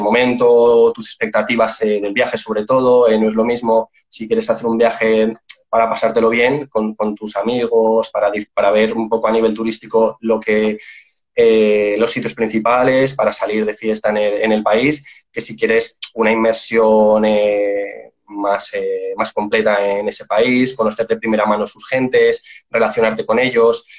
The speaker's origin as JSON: {"language": "Spanish", "country": "Spain", "said": "yo soy de España"}